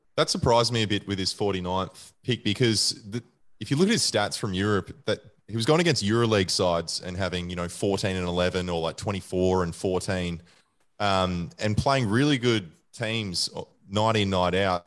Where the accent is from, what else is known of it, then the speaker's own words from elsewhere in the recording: Australia; also born or lived in Western Australia; I'm an Australian first and foremost